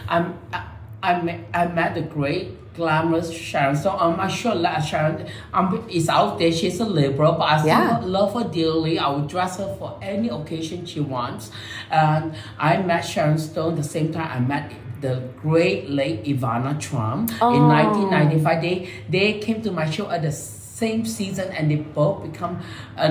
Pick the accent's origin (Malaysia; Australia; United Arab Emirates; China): Malaysia; now in United States; I'm a brown skinned Asian from Chinese born and raised in Malaysia.